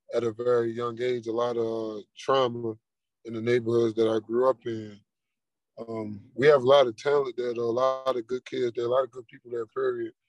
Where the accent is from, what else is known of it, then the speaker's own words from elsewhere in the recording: Baltimore, Maryland, United States; moved away; I come from East Baltimore, Maryland